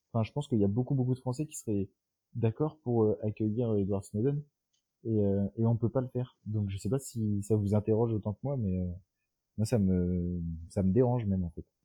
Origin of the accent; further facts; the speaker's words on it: France; en France notre culture politique